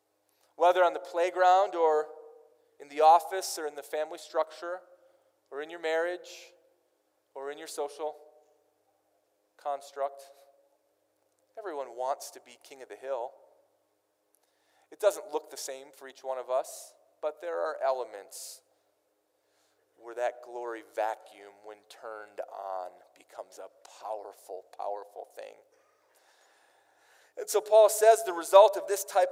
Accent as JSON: {"language": "English", "region": "Minnesota", "country": "United States", "tie": "born or raised there", "said": "I grew up in Minnesota"}